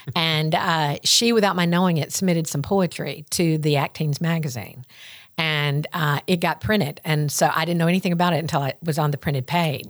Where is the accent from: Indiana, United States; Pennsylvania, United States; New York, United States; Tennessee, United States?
Tennessee, United States; Greenfield; accent: Southern; Greenfield is my hometown, Greenfield